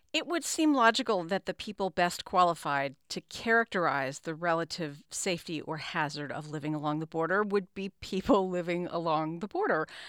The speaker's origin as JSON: {"language": "English", "town": "El Paso", "region": "Texas", "country": "United States", "said": "I happen to be from a border city. I'm from El Paso"}